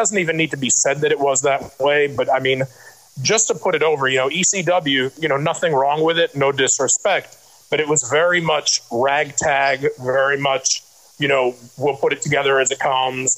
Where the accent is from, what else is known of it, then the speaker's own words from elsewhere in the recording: New York City, New York, United States; growing up in Brooklyn